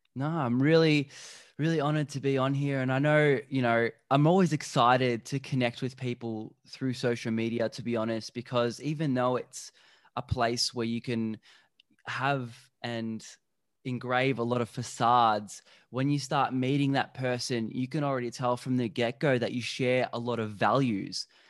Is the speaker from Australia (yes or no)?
no; Slovakia; I'm from Slovakia